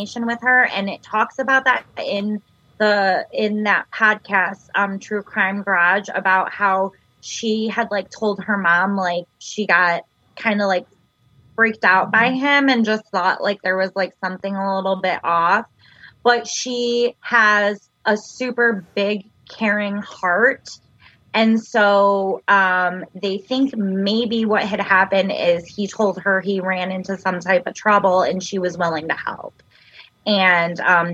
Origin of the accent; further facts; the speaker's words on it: Michigan, United States; we're from Michigan